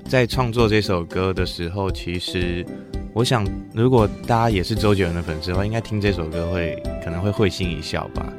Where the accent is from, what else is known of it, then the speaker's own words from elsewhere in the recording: Keelung, Taiwan; 我也是基隆人